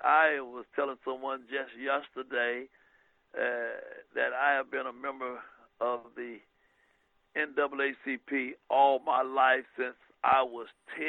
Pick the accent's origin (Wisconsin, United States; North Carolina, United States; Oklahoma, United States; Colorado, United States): North Carolina, United States; New Bern; my hometown of New Bern